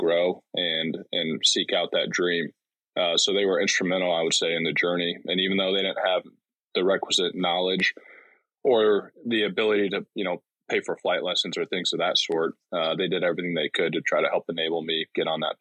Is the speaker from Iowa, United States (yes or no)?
yes; Davenport, Iowa, United States; moved away as an adult; I grew up in Davenport, Iowa